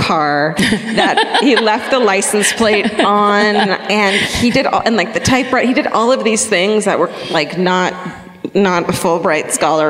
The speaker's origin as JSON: {"language": "English", "town": "Denver", "region": "Colorado", "country": "United States", "said": "We know. We're from Denver."}